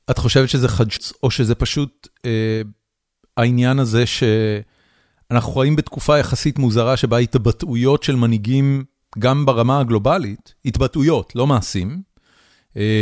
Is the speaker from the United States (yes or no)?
yes; United States; בתור, בתור אמריקאי. בתור מישהו שחי בארצות הברית